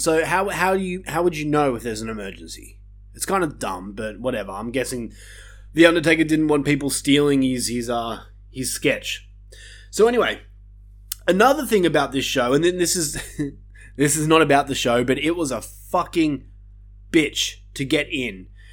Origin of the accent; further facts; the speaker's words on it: Australia; my home country of Australia